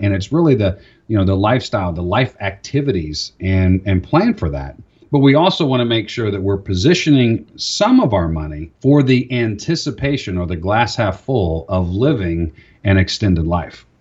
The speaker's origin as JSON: {"language": "English", "region": "Florida", "country": "United States", "tie": "born or raised there", "moved": "yes", "said": "I grew up in Florida."}